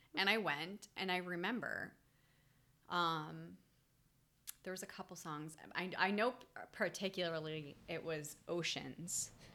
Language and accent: English; New England, United States; I grew up in New England